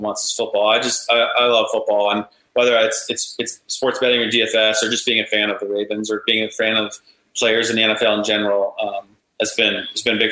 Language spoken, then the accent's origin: English; Annapolis, Maryland, United States; I grew up Annapolis. I love, it's my hometown. I'm still in Maryland, but I'm not in Annapolis, but I'm very close